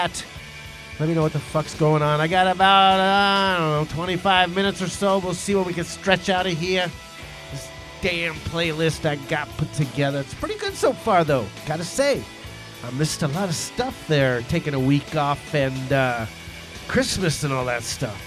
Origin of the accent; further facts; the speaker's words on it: New York City, New York, United States; I'm from New York